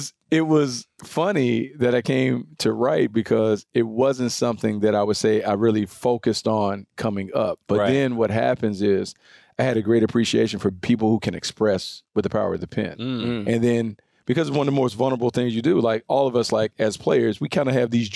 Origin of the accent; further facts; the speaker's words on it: the South, United States; So, but you guys know I'm from the South.